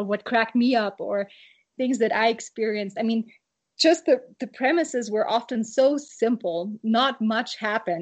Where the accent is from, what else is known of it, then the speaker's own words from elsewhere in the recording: Germany; moved away; I grew up in Germany